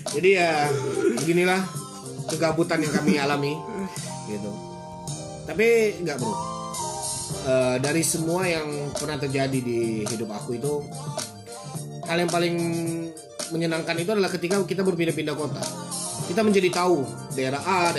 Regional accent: East Nusa Tenggara, Indonesia; born there; Lahir di Nusa Tenggara Timur, ya sebut aja lah ya Nusa Tenggara

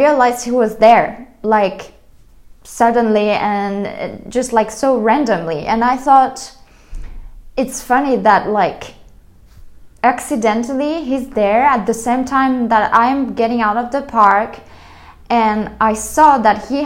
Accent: France; moved away; I was coming from France

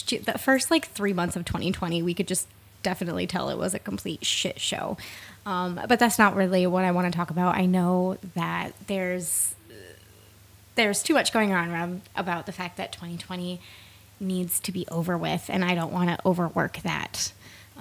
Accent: East Coast, United States; moved away as an adult; now in Washington, United States; I live in the state of Washington. I'm originally from the East Coast

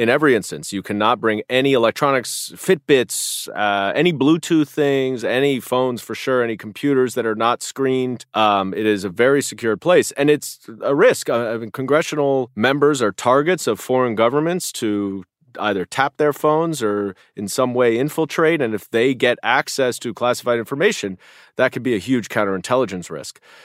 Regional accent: New York City, New York, United States; as a New Yorker

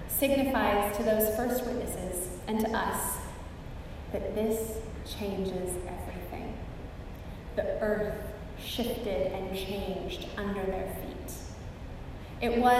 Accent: Pacific Northwest, United States; now in South Texas, United States; Growing up in the Pacific Northwest, where there are fault lines everywhere, I spent my entire childhood with the potential and reality of earthquakes and volcanic eruptions

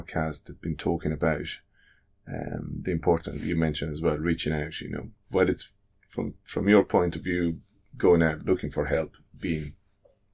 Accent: Italy; now in Ireland; I grew up in Italy

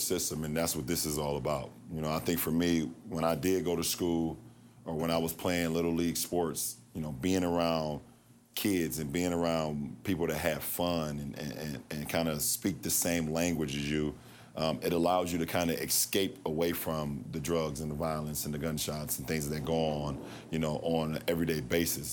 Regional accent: Akron, Ohio, United States; the Akron public school system, my hometown

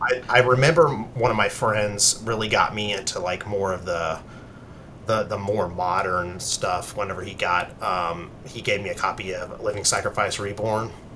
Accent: Charleston, South Carolina, United States; I am from the Charleston, South Carolina area. Um, I've lived here most of my life.

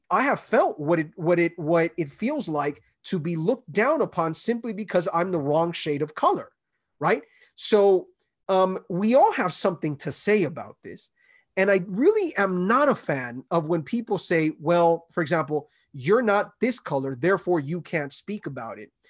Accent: Los Angeles, California, United States; I grew up in L

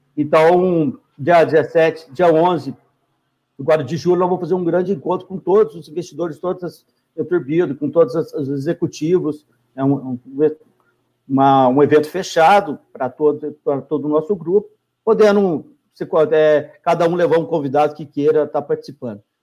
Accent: Minas Gerais, Brazil; a gente é mineiro

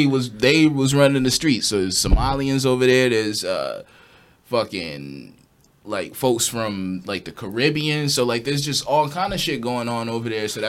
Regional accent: San Diego, California, United States; moved away; when I was young and living in San Diego

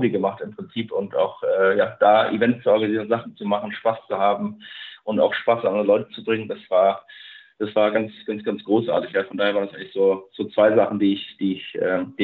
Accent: Darmstadt, Hesse, Germany; ich bin ja selber aus Darmstadt selber

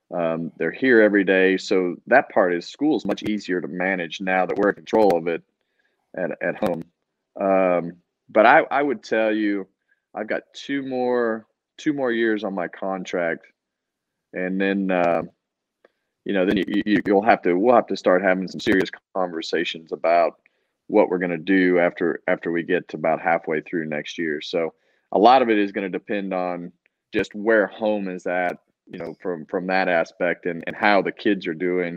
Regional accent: Bakersfield, California, United States; moved away; my hometown in Bakersfield

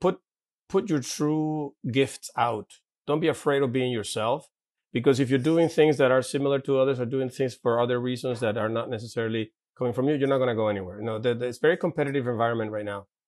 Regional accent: Caracas, Capital District, Venezuela; English is a second language; moved away; I grew up in, uh, in Santa Paula, in Caracas

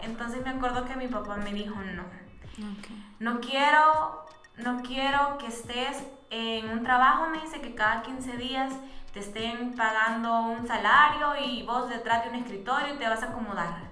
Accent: San Miguel, El Salvador; moved away; nosotros somos de San Miguel

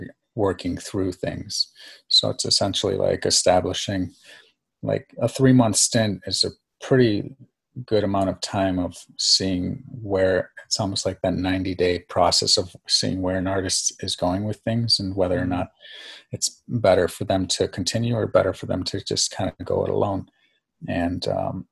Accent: Farmington Hills, Michigan, United States; also born or lived in New York / Greece / Southfield, Michigan; I was born in New York and then I was raised in Greece until about the age of 7. And then my father actually followed his best friend back to the Detroit, and I ended up residing in the suburbs about 15 minutes outside of Detroit in Farmington Hills

